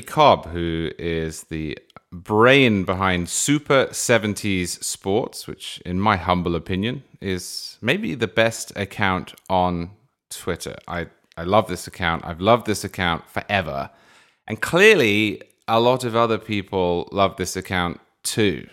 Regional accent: England, United Kingdom; moved away as an adult; now in United States; I was born in England in the nineteen eighties, and then I moved to America in the twenty tens

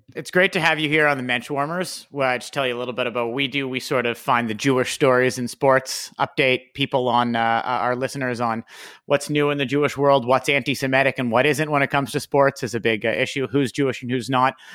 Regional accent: Toronto, Ontario, Canada; we're from Toronto. Our podcast is based out of Toronto.

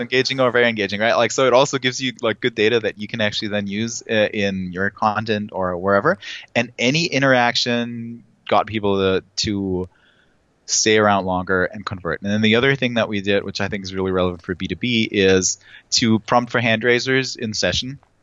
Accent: Germany; I'm from Germany

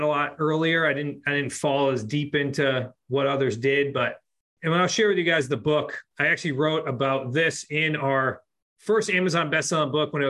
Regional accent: Worcester, Massachusetts, United States; we grew up in Central Mass

